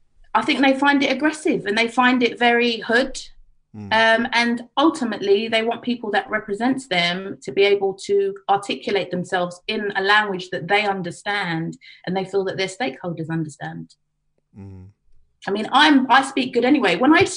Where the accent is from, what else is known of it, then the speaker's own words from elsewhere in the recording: Harrow, London, United Kingdom; I grew up in Harrow. So I'm from a predominantly white area, Asian area.